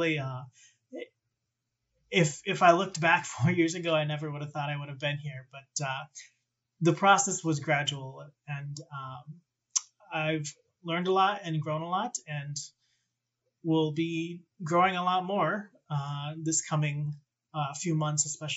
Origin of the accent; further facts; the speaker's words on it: Minnesota, United States; also born or lived in Wisconsin; I've been in Minnesota since fifth grade